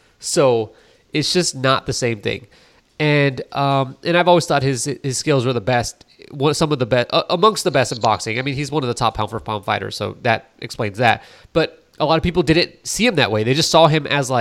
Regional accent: California, United States; I'm from California

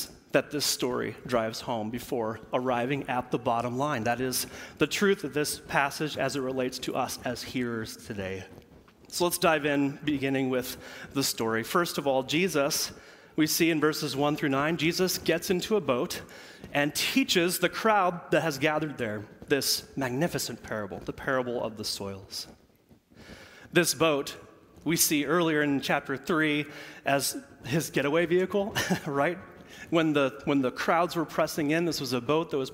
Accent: Central Illinois, United States; moved away; I am from Central Illinois

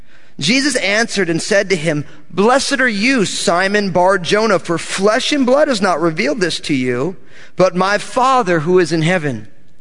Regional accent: New Jersey, United States; because I'm from New Jersey

